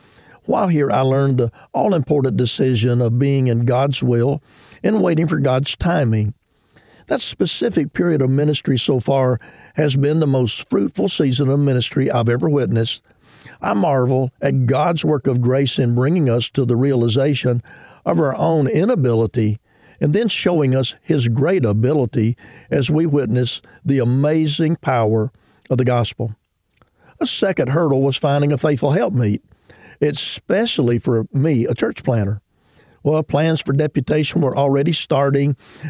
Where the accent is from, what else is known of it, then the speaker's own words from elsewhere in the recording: Ireland; I had the privilege of growing up in Ireland as a missionary kid.